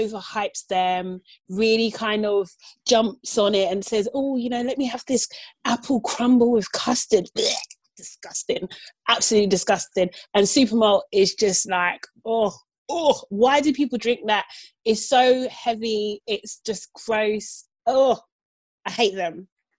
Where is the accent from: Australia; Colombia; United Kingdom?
United Kingdom; As a British Nigerian